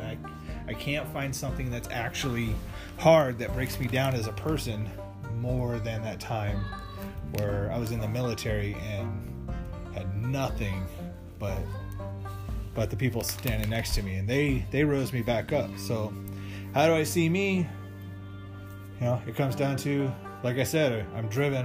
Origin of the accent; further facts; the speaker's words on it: Las Vegas, Nevada, United States; moved away as an adult; also born or lived in Arizona; now in Sioux City, United States; I grew up in Las Vegas.